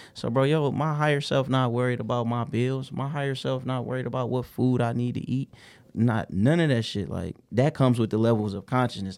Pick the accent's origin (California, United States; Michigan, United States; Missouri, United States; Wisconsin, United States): Michigan, United States; Detroit; I grew up in the Brewster Projects and the Herma Gardens. I'm from the West Side